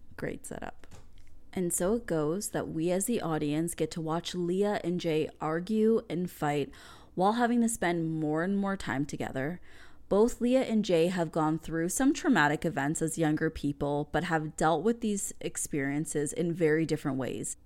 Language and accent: English; Canada; as a Canadian kid